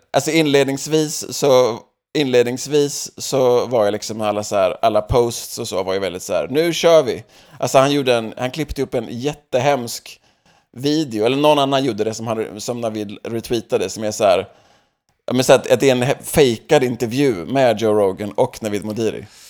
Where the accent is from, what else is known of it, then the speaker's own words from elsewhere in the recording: Sweden; now in Los Angeles, United States; som annan svensk i USA